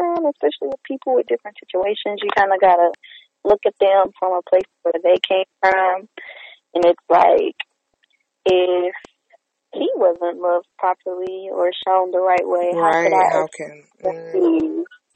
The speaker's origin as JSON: {"language": "English", "town": "Houston", "region": "Texas", "country": "United States", "said": "I'm from Houston. I'm local."}